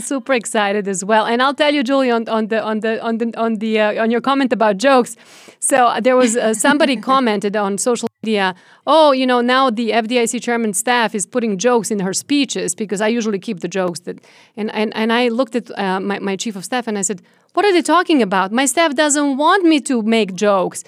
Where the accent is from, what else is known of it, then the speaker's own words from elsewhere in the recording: Serbia; now in United States; I was born and raised in Serbia, former Yugoslavia